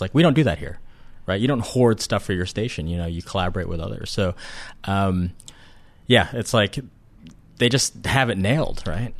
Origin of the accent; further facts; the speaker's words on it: Ohio, United States; I grew up in Ohio